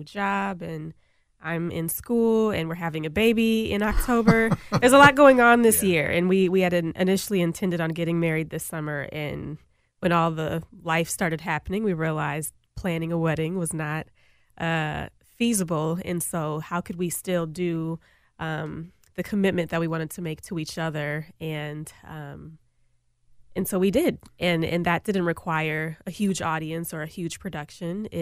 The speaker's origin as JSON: {"language": "English", "town": "St. Paul", "region": "Minnesota", "country": "United States", "said": "I'm from St. Paul"}